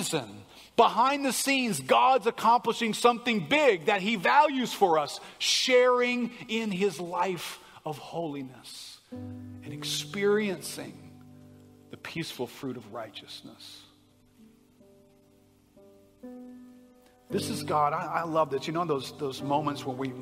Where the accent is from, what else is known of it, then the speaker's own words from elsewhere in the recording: United States; I'm an American